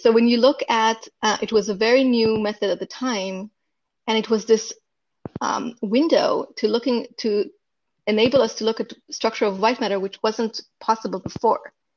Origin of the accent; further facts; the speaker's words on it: Israel; moved away as an adult; now in Silicon Valley, United States; I'm from Israel and I grew up in Israel, and I went to medical school in Israel